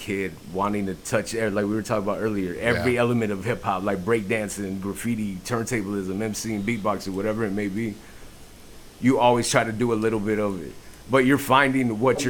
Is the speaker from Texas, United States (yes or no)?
yes; the Valley, Texas, United States; I'm from the Valley